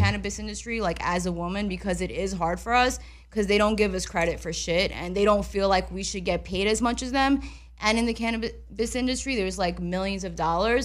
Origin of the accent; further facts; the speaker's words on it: New York, United States; moved away; I'm from New York